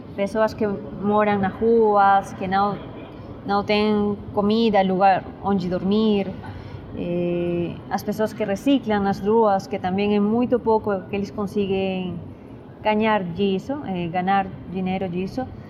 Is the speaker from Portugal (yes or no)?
no; Lima, Peru; Portuguese is a second language; moved away as an adult; now in São Paulo, Brazil; eu sou peruana, nasci em Lima, a capital de Peru, e faz cinco anos que moro e estudo em São Paulo. Em eh, Peru, eu estudei numa escola privada